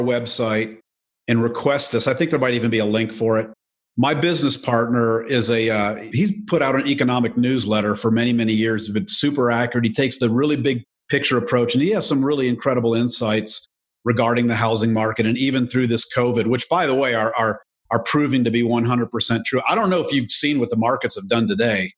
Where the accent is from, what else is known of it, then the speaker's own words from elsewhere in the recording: Joliet, Illinois, United States; I was born in Joliet, Illinois